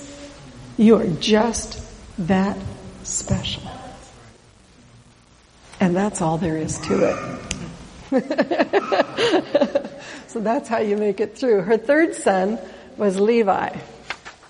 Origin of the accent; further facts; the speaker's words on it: Oregon, United States; I'm from Oregon